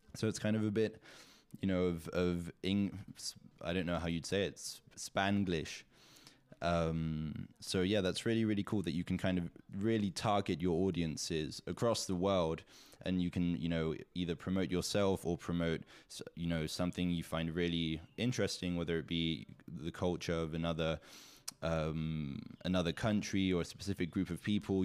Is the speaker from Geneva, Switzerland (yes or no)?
no; Zug, Switzerland; also born or lived in south of France; my hometown, Zug in Switzerland